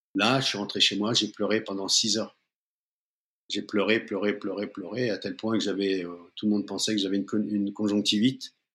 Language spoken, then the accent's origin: French; Seine-Saint-Denis, Île-de-France, France; je viens plutôt de la banlieue parisienne, du 9-3 où je, suis né. Hum, j'ai vécu dans les cités